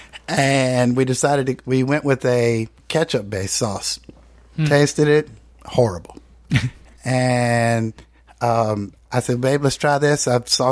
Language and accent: English; North Carolina, United States; I'm from North Carolina